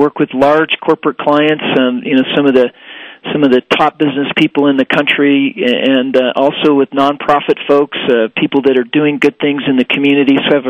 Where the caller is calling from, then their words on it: Denver, Colorado, United States; From Denver, Colorado.